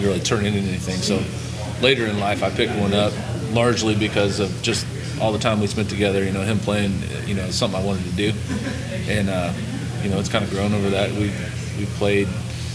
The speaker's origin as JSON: {"language": "English", "town": "McCordsville", "region": "Indiana", "country": "United States", "tie": "born or raised there", "said": "We grew up in McCordsville, both of us"}